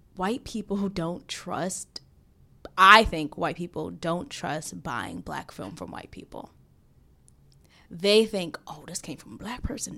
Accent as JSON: {"language": "English", "region": "New York", "country": "United States", "tie": "born or raised there", "said": "growing up in Brooklyn"}